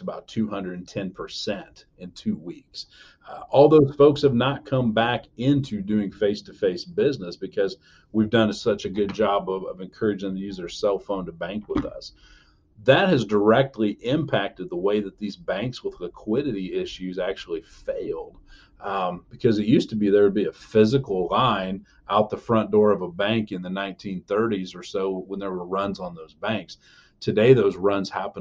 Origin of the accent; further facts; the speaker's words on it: Elkhart County, Indiana, United States; I'm from Elkhart County, Indiana